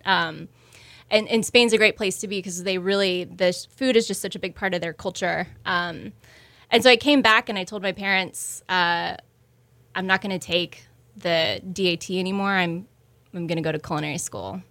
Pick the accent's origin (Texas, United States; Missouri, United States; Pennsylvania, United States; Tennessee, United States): Texas, United States; Houston; moved away as an adult; also born or lived in San Francisco / New York